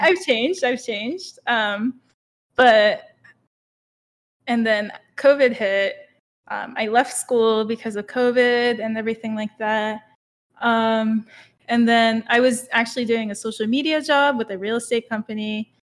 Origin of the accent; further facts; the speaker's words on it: Okinawa, Japan; moved away as an adult; now in United States; I grew up in Japan till I was eighteen.